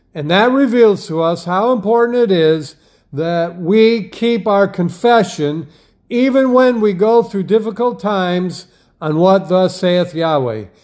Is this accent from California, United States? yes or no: no; Wisconsin, United States; I grew up in Wisconsin